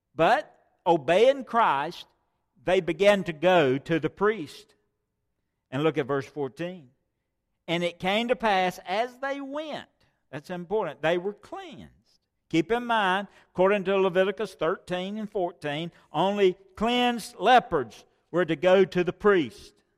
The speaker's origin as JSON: {"language": "English", "country": "United States", "tie": "born or raised there", "said": "I was born here in America"}